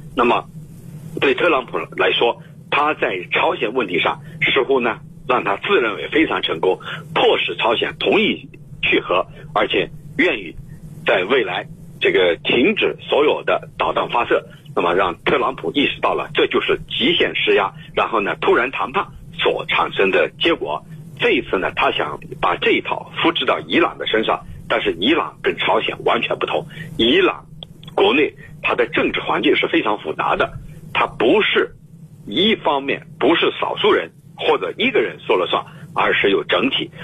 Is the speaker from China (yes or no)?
yes; China; 咱们中国